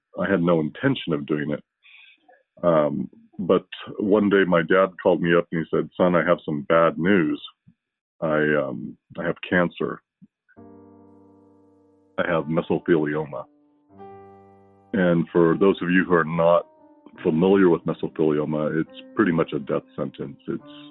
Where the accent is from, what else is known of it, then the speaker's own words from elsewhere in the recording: United States; also born or lived in Hawaii; now in Las Vegas, United States; I grew up here in the States.